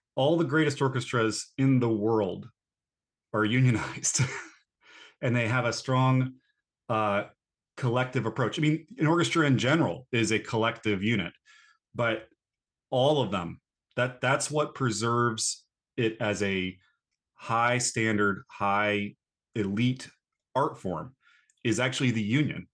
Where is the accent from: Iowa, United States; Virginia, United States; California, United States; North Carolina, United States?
North Carolina, United States; born or raised there; moved away